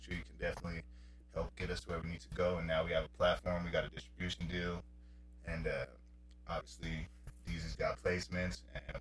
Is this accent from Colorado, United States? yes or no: yes; Colorado, United States; also born or lived in Queens, New York; I was born in Queens, New York, moved to Colorado when I was 10